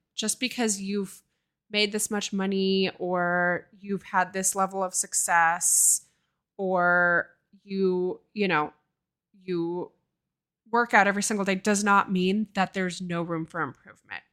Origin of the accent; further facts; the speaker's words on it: Oakland, California, United States; now in Seattle, United States; I grew up in Oakland, California.